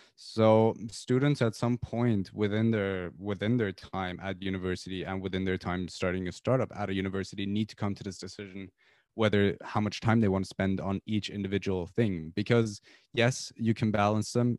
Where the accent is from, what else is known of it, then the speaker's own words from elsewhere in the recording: Tehran, Tehran Province, Iran; moved away as an adult; now in United Kingdom; I'm from Iran originally. I lived in Tehran all my life until I was eighteen, and I came to the U K four, four years ago